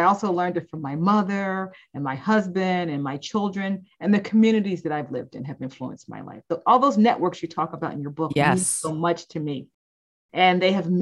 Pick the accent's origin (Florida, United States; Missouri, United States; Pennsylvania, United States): Pennsylvania, United States; Philadelphia; moved away as an adult; I grew up in Philadelphia, Pennsylvania